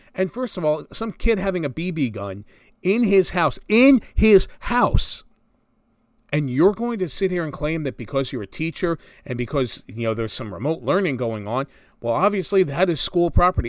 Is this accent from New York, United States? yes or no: no; New Jersey, United States; Growing up in North Jersey